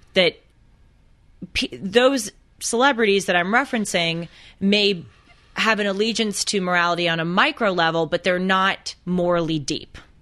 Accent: Los Angeles, California, United States; I grew up in Los Angeles, going to private schools in an ultra-liberal group

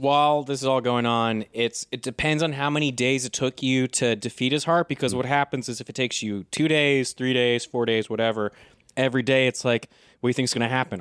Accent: United States; I'm so American, I've been surrounded by weapons so much

